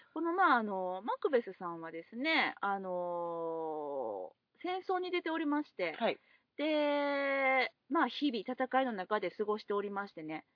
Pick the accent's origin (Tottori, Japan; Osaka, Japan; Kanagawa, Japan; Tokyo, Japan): Osaka, Japan; 地元大阪